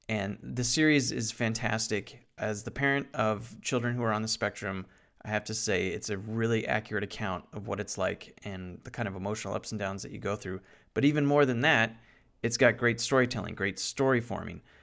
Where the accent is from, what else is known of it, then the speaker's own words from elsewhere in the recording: Santa Clarita, California, United States; my hometown of Santa Clarita in Valencia, New Hall